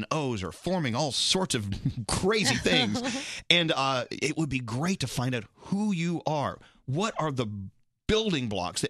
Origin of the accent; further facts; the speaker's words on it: the South, United States; now in Northeast, United States; I'm from the South.